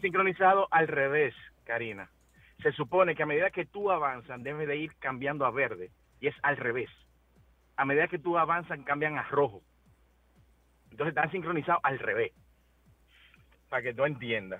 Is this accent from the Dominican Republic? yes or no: yes; Dominican Republic; hay una sola fila dedicada para los dominicanos, que se supone que yo estoy regresando a mi país